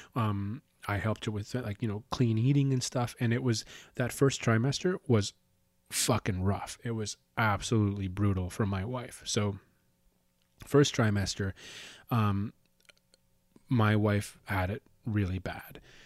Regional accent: Calgary, Alberta, Canada; moved away as an adult; now in Winnipeg, Canada; So we're actually living in, in, in Winnipeg right now, and we're originally from Calgary

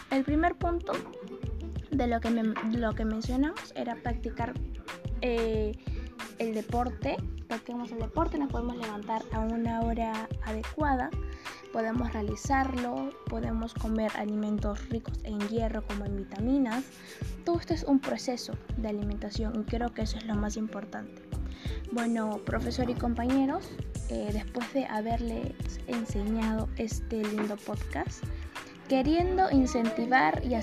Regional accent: Peru; Nosotros como peruanos debemos saber valorar lo que nos pertenece

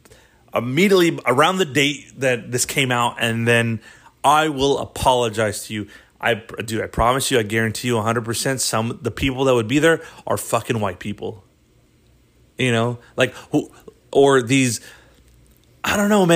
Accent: New York, United States; because I grew up in New York and I grew up in an environment where people talked a little different, and I adopted that, you know, that dialect or whatever

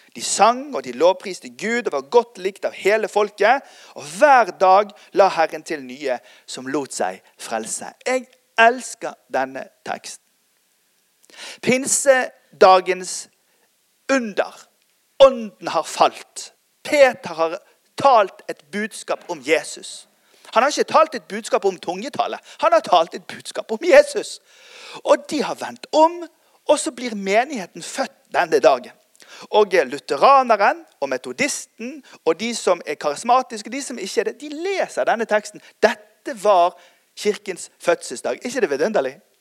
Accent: Bergen, Vestland, Norway; also born or lived in United States; Jeg er oppvokst sjøl i Tabernaklet Bergen, Norges nest største pinsemenighet

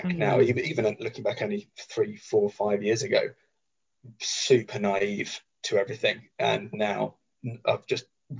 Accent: Hertfordshire, East of England, United Kingdom; moved away as an adult; now in Portsmouth, United Kingdom; But I grew up in Hertfordshire, so family home is up in Hertfordshire.

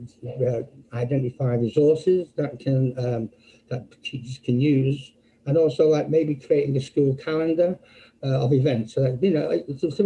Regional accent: Manchester, North West England, United Kingdom; moved away as an adult; also born or lived in Birmingham; now in Philadelphia, United States; I'm not from America. I'm actually from England, from Manchester, England.

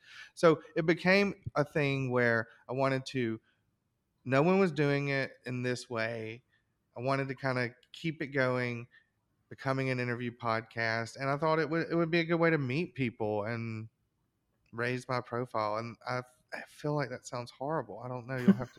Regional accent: Alabama, United States; I grew up in Alabama, right? And so a lot of the guests that I want to talk to sometimes have a connection to there

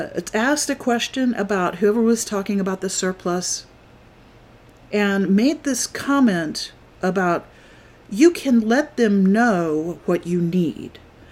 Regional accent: Florida, United States; And I just got to thinking, you know, I'm from Florida. Now, I didn't live there really long, so I'm not, you know, entirely familiar with the ins and outs of what the Florida government does.

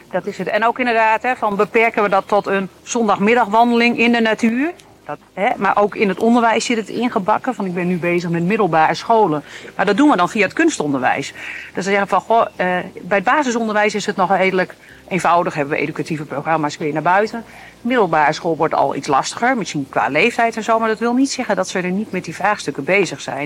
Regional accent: Veluwe, Gelderland, Netherlands; also born or lived in Groningen; ik ben zelf opgegroeid op de Veluwe.

